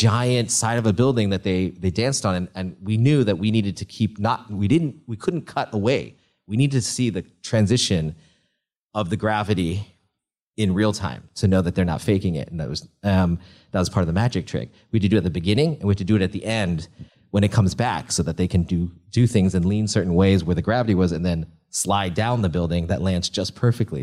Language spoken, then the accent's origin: English; Northern California, United States; I grew up in a Chinese restaurant in Northern California.